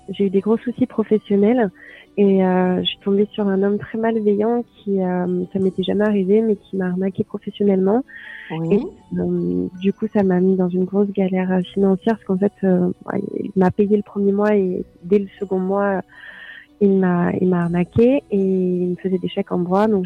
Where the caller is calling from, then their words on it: Troyes, Grand Est, France; also born or lived in Paris; je suis de Troyes.